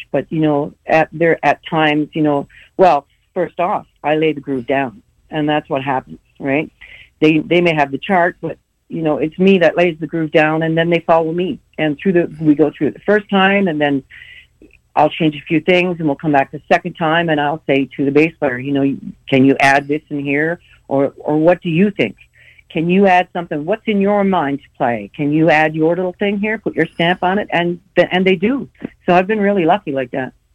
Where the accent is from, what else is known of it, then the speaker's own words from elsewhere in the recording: Newfoundland and Labrador, Canada; moved away as an adult; also born or lived in Calgary, Alberta; went back to my hometown because that was in St. John's, Newfoundland. I went back to my hometown and got into a uh, rock band